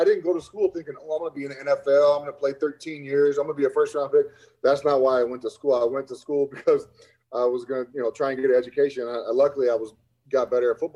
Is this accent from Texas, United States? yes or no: no; Lovington, New Mexico, United States; moved away as an adult; also born or lived in Chicago; I grew up in an oil field town. There was 9,000 people in my hometown, Lovington, New Mexico